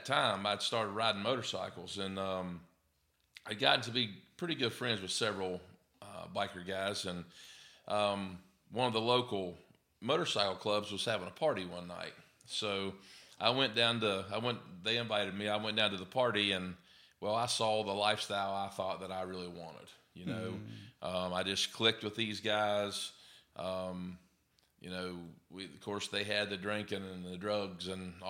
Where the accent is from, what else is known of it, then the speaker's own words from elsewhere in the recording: West Virginia, United States; moved away as an adult; now in Alabama, United States; I was born and raised in West Virginia